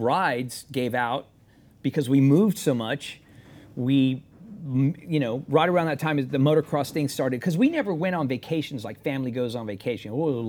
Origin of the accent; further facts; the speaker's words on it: San Antonio, Texas, United States; I'm as Texas as you're gonna get.